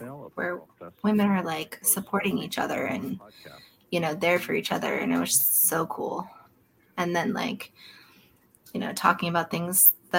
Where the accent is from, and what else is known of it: Florida, United States